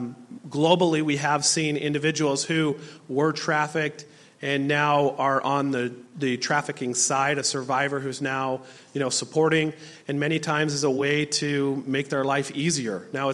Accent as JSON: {"language": "English", "region": "Utah", "country": "United States", "said": "I'm from Utah, and we don't have that same immigration that is here in Alaska"}